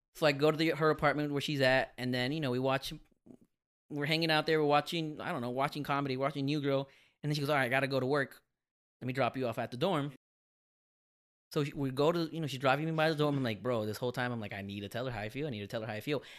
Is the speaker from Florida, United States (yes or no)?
yes; Miami, Florida, United States; I'm from Miami